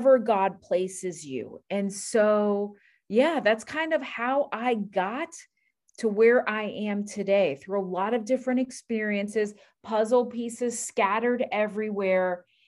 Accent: Miami, Florida, United States; because I'm from Miami and there are no godly men in Miami.

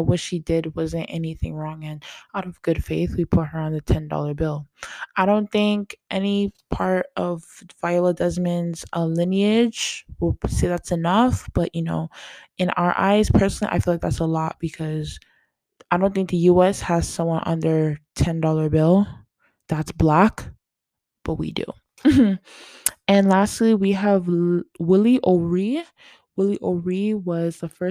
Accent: Canada; I am Canadian

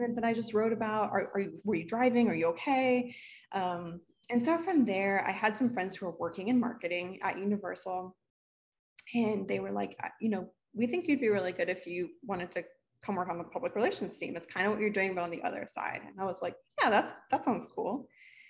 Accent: Miami, Florida, United States; also born or lived in Orlando; I'm from South Florida

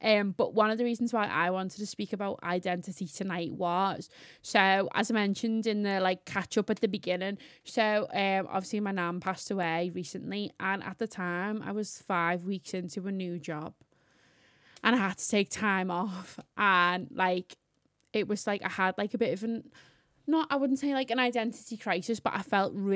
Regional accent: Liverpool, North West England, United Kingdom; accent: Scouse; I'm not English. I'm Scouse

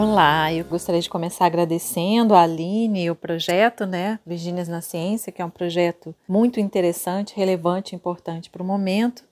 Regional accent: Campo Grande, Mato Grosso do Sul, Brazil

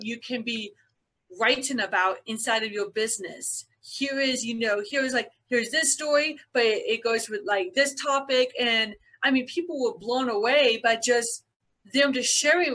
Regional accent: Byron, Georgia, United States; I was born and raised in a little town called Byron, Georgia, about a couple hours south of Atlanta, Georgia

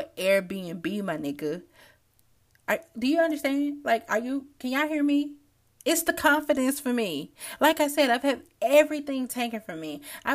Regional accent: Memphis, Tennessee, United States; moved away as an adult; now in Los Angeles, United States; I'm from Memphis

